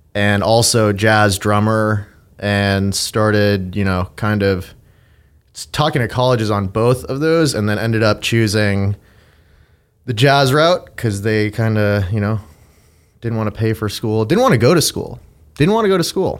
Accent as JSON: {"language": "English", "town": "Andover", "region": "Massachusetts", "country": "United States", "tie": "born or raised there", "said": "Grew up outside of Boston in a town called Andover."}